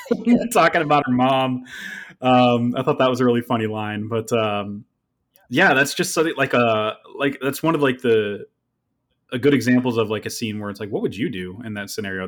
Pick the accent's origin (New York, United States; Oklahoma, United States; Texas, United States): New York, United States; upstate; I was born in upstate New York, where it's more tolerable